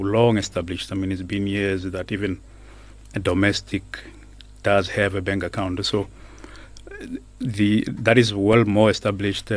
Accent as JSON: {"language": "English", "country": "South Africa", "said": "I'm South African"}